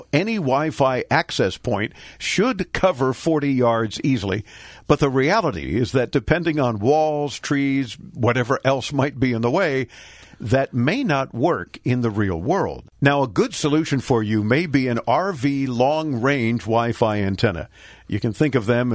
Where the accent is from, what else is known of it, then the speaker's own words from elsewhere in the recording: Miami, Florida, United States; I'm born and raised in Miami